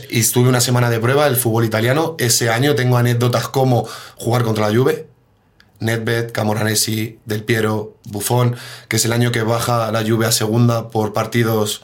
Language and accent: Spanish; Mejorada del Campo, Community of Madrid, Spain; moved away as an adult; also born or lived in Poland / Italy / Switzerland; Yo soy de Mejorada del Campo y me crié en el Mejoreño